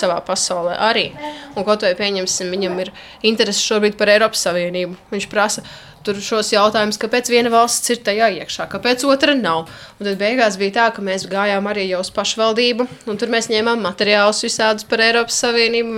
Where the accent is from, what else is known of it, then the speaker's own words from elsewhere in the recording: Līvāni, Latgale, Latvia; moved away as an adult; now in Jelgava, Latvia; nodzīvojusi 17 gadus Latgalē, es jūtos tomēr kā līvāniet, kā latgalieti joprojām